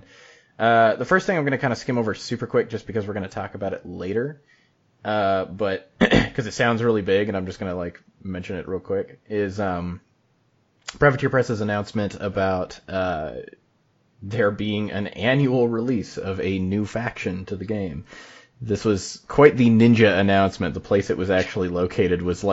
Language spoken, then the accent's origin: English; Utah, United States; I'm from Utah.